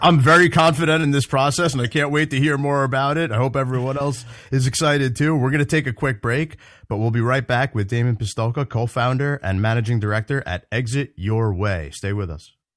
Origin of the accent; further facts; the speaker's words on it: New Jersey, United States; my home state of New Jersey